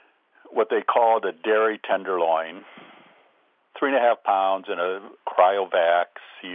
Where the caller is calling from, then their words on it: Traverse City, Michigan, United States; Traverse City, Michigan.